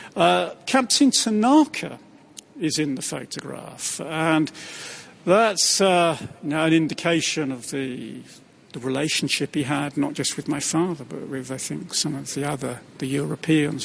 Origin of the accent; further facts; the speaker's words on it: Windsor, South East England, United Kingdom; I grew up in Windsor